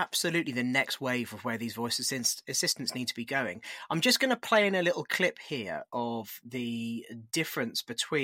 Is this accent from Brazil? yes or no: no; United Kingdom; accent: British; with my accent, I run one in the UK.